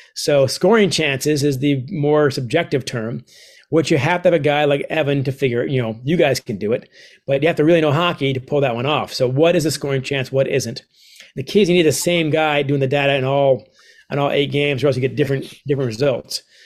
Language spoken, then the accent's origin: English; United States; my mom is Canadian, I'm a dual citizen